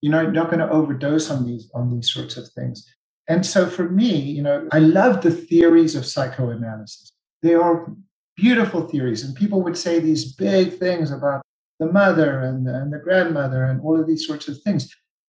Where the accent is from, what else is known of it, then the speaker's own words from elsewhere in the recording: South Africa; I'm South African.